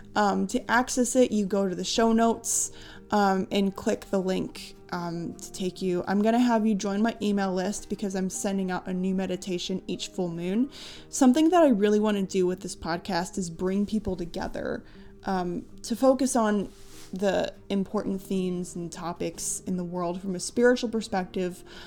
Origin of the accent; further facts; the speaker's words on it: United States; my soul chose to be born in the United States, and I have a deep affinity for my country